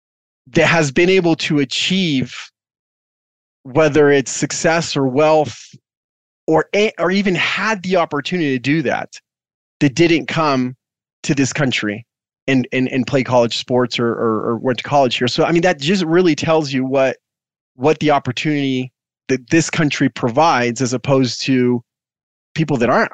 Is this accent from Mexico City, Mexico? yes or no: yes; Mexico City, Mexico; born there; me as a kid, I was born in Mexico because my dad was working abroad and all